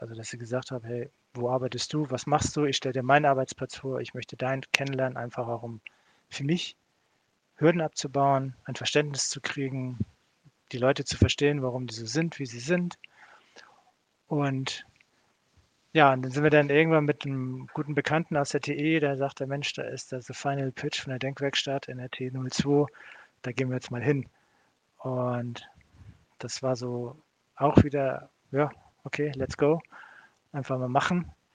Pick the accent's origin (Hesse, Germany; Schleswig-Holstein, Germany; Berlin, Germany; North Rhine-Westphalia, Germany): Schleswig-Holstein, Germany; Kiel; moved away as an adult; also born or lived in Switzerland; komme ich eigentlich aus Kiel von der Werft